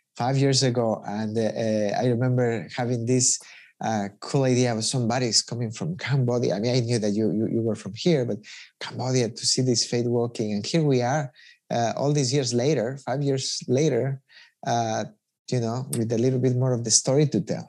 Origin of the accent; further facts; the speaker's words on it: Ecuador; I'm from Ecuador